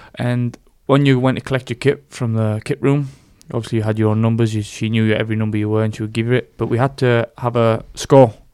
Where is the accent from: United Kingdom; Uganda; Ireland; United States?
United Kingdom; Darlington, North East England; moved away as an adult; also born or lived in Iceland; I grew up in uh, in Darlington